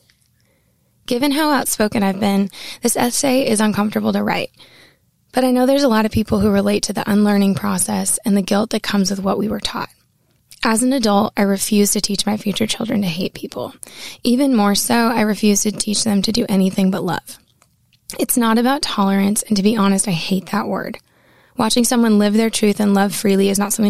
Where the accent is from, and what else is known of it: Maine, United States; born or raised there